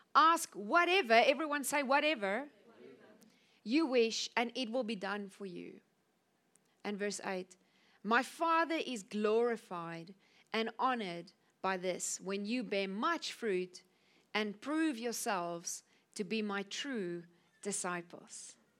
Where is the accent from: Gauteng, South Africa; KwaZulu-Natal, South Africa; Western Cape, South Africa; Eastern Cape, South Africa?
Western Cape, South Africa; Cape Town; moved away as an adult; now in Namibia; I'm from Cape Town. I was born in South Africa.